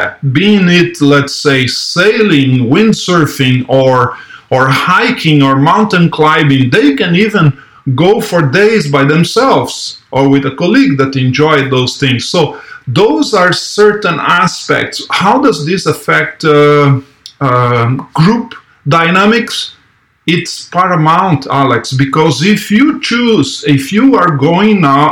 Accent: Brazil; moved away as an adult; I was born in Brazil. I lived there until I was 21.

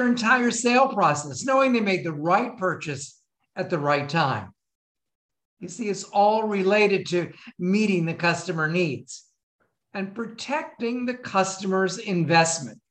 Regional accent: Florida, United States; I was from Florida

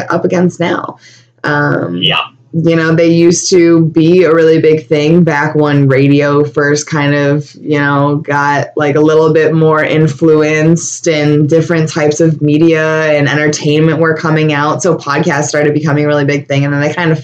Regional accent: Buffalo, New York, United States; I was born and raised in Buffalo, and I never went to New York City before

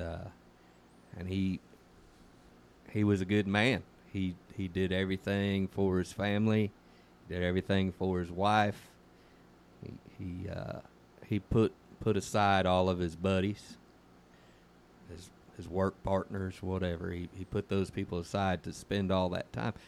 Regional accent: San Joaquin Valley, California, United States; moved away; I was raised up in the San Joaquin Valley

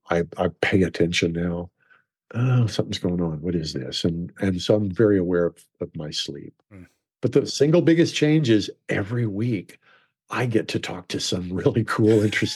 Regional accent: Oklahoma, United States; And I grew up in Oklahoma. My dad's best friend was the foreman of a ranch.

